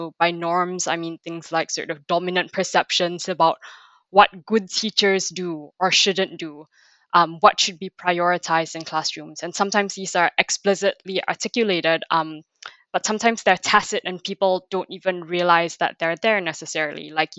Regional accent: Malaysia; moved away; I come from Malaysia

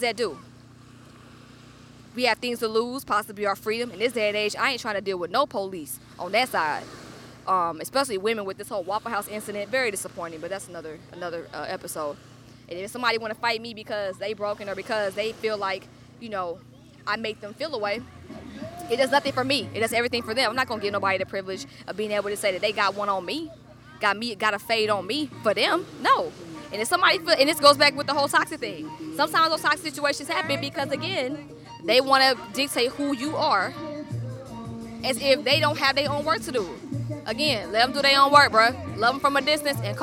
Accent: Stone Mountain, Georgia, United States; I'm from Stone Mountain

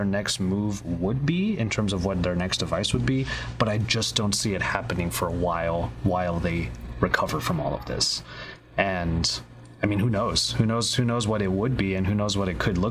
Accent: Philippines; as a Filipino

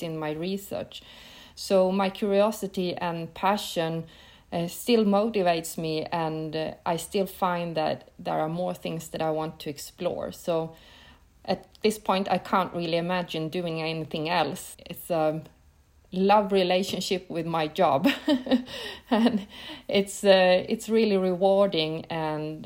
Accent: Piteå, Norrbotten County, Sweden; I grew up in the north of Sweden, quite close to the Arctic Circle in a small city named Piteå

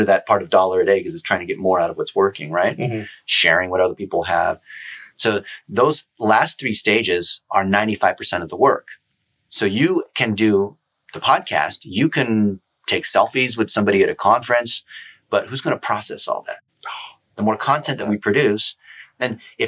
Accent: Dayton, Ohio, United States; I was born in Dayton, Ohio. I'm as an American as anyone else.

